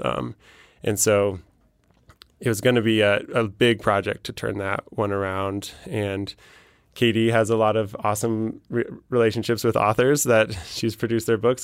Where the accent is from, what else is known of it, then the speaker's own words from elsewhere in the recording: Denver, Colorado, United States; I'm from Denver